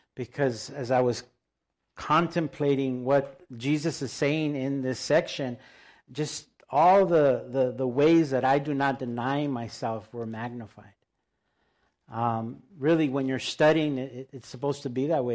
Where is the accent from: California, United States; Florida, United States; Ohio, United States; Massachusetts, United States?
California, United States; El Monte; first language Spanish; English is a second language; if we're from El Monte